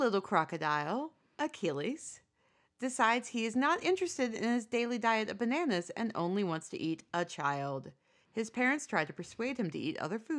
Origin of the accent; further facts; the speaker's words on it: United States; born there; I was born in 83 in America.